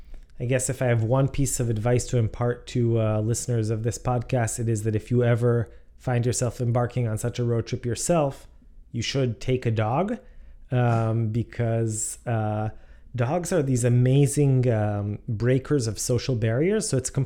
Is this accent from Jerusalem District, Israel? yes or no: yes; Jerusalem, Jerusalem District, Israel; moved away as an adult; also born or lived in United States / England; So I am from Jerusalem. I lived in Jerusalem my entire life. And then after my military service, I came to the States for school.